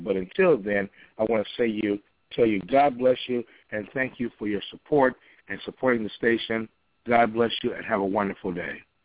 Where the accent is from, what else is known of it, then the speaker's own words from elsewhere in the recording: Chicago, Illinois, United States; That's my hometown, Chicago.